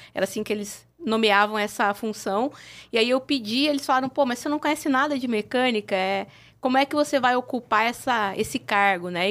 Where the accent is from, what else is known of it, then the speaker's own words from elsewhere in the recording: Mogi Mirim, São Paulo, Brazil; no interior de São Paulo, uma cidade pequena, que é de onde eu venho, a cidade uhum. de Mojimirim.